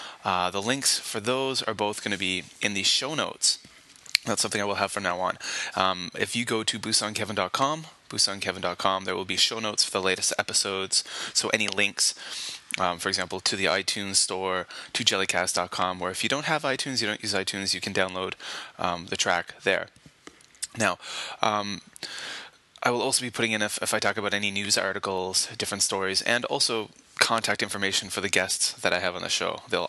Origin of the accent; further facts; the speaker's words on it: Canada; now in Kobe, Japan; And again, you know, I come from Canada, and I grew up in a very snowy region, and I had a lot of experience driving in snow